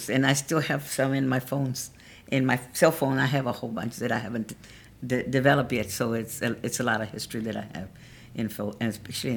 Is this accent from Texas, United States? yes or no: yes; San Marcos, Texas, United States; also born or lived in Colorado; I was raised here in San Marcos, but I was born in Colorado, but we moved down, and I've been here ever since.